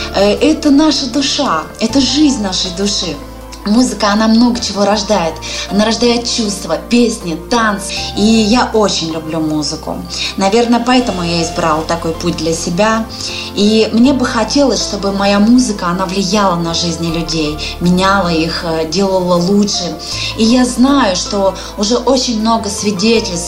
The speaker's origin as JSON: {"language": "Russian", "area": "Lake Baikal", "region": "Siberia", "country": "Russia", "tie": "born or raised there", "moved": "yes", "lives_now": "Saint Petersburg, Russia", "said": "Я родилась в Сибири на берегу замечательного, красивейшего озера Байкал. Но вот уже несколько лет я живу в городе Санкт-Петербург"}